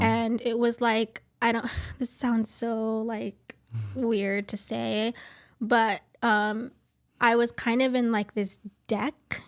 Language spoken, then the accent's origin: English; Miami, Florida, United States; I'm originally from Miami, Florida